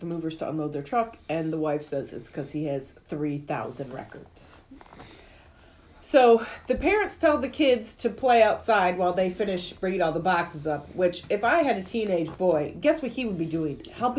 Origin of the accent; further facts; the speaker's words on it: Michigan, United States; where are you from? And I said, Michigan.